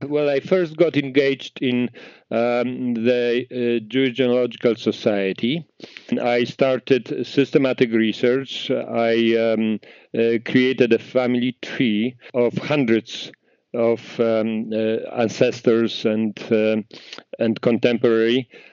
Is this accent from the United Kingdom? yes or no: no; Poland; moved away as an adult; now in Canada; I grew up in Poland in a small town.